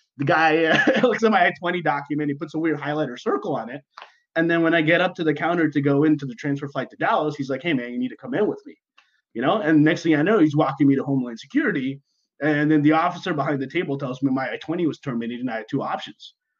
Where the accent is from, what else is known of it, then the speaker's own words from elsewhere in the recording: Dubai, United Arab Emirates; moved away; I was born and raised in Dubai